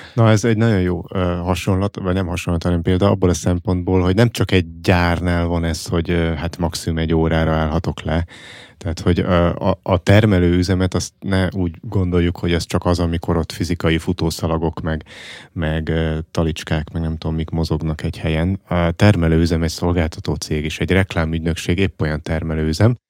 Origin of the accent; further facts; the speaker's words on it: Fót, Pest, Hungary; én foton, ahol felnőttem